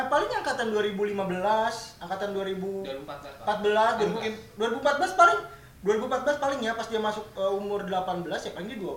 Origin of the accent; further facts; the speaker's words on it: West Java, Indonesia; kayak gue juga Sunda kalau misalnya gue di Bekasi lo gue Bekasi cuman kalau pas gue di Bandung otomatis teman-teman yang ngomong Sunda gue otomatis lo logat gue berubah jadi Sunda